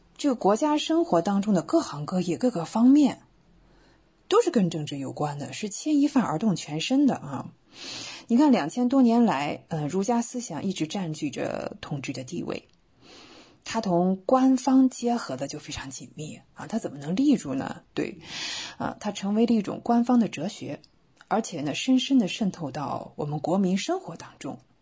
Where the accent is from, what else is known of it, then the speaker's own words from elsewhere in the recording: China; 我们中国人